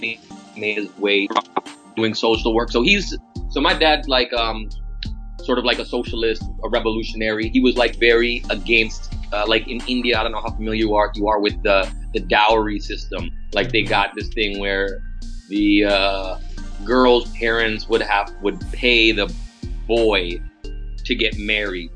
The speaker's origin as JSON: {"language": "English", "town": "Toronto", "region": "Ontario", "country": "Canada", "tie": "born or raised there", "also_born_or_lived": "New York / New Orleans", "said": "I'm from Toronto. Grew up Toronto in New York. Spent some time in New Orleans"}